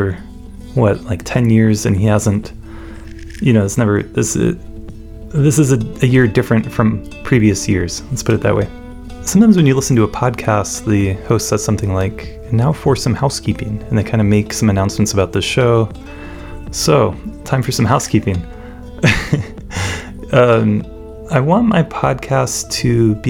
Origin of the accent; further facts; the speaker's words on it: Raleigh, North Carolina, United States; moved away; I grew up in Raleigh, North Carolina